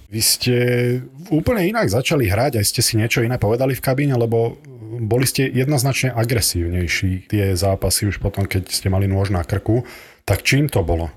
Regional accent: Nitra, Nitra Region, Slovakia; som z Nitry

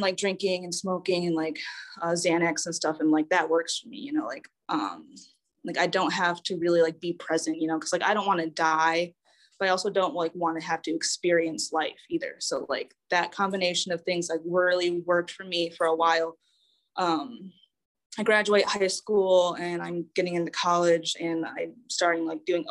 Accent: Saginaw, Michigan, United States; I was born and raised in Saginaw, Michigan

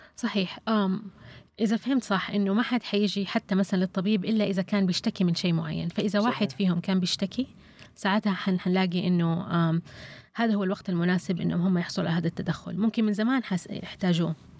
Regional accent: Saudi Arabia; عندنا في السعوديه

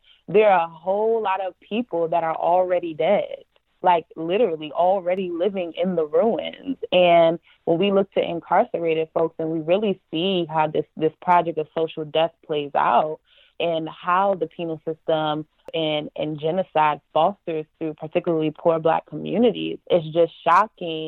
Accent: New York City, New York, United States; also born or lived in Yonkers, New York; where I grew up in the Bronx, New York, in Yonkers

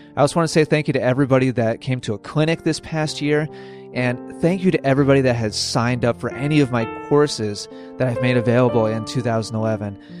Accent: Spain; moved away as an adult; now in Bernardsville, United States; I am from Spain. I am working here

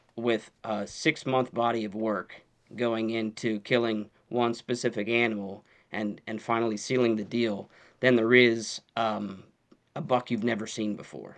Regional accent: Pennsylvania, United States; born and raised in Pennsylvania.

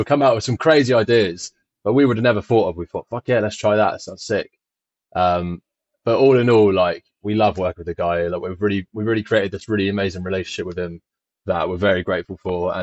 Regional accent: Isle of Wight, South East England, United Kingdom; I moved here when I was just a baby, 6 months

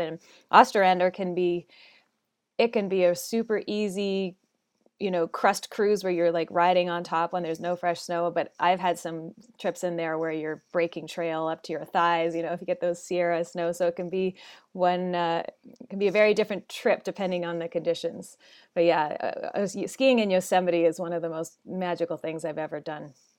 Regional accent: Smithers, British Columbia, Canada; moved away as an adult; now in Bend, United States; I'm from British Columbia, northern British Columbia

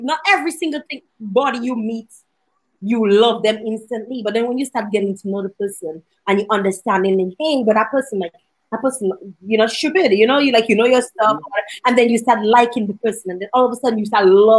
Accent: Dominica; now in Canada; she heard my accent and she's like, where are you from? You know, and I'm like, Dominica

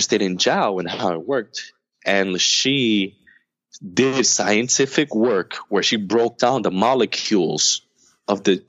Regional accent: United States; I'm American

